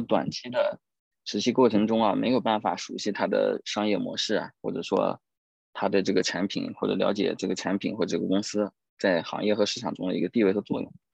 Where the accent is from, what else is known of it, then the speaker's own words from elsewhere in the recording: China; 作为一个中国人，其实我们也有一个文化使命在的